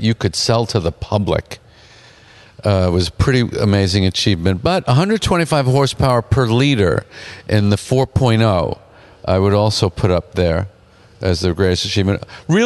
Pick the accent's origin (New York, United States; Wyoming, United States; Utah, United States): New York, United States; Long Island; I grew up on Long Island